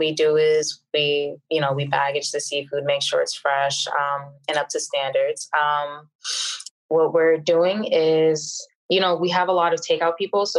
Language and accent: English; Boston, Massachusetts, United States; now in Miami, United States; I'm originally from Boston, Massachusetts